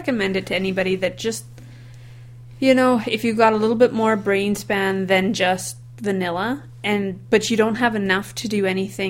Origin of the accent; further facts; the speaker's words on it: Canada; as a Canadian, 24 is warm, right?